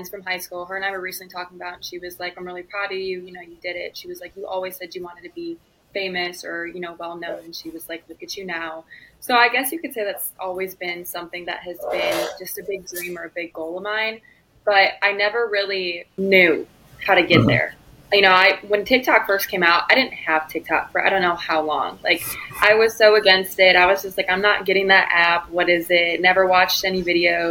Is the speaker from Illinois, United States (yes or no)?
yes; Batavia, Illinois, United States; moved away as an adult; also born or lived in Stillwater, Oklahoma; I am from Batavia, Illinois, grew up.